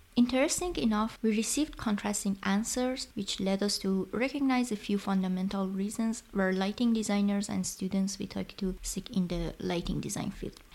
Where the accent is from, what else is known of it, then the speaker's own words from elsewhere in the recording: Iran; English is a second language; now in Germany; I'm also working in Germany and neither of English nor German are my native language and I'm in a completely different culture from my country of origin Iran